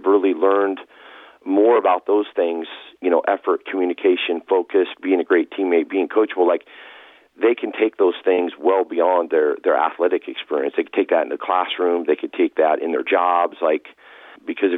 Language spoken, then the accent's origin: English; Puyallup, Washington, United States; moved away as an adult; also born or lived in Tacoma, Washington / Eastern Oregon; now in Beaverton, United States; I grew up in Puyallup, Washington, and went to Rogers High School there